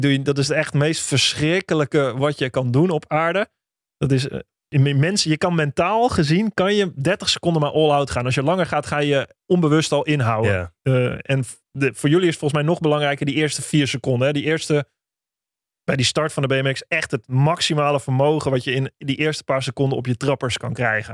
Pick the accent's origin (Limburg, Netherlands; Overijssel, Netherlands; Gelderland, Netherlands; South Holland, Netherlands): Overijssel, Netherlands; Holten; ik kom uit Holte, ook Overijssel.